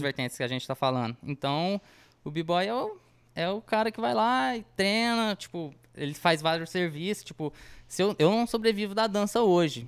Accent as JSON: {"language": "Portuguese", "town": "Batatais", "region": "São Paulo", "country": "Brazil", "said": "a gente é de Batatais"}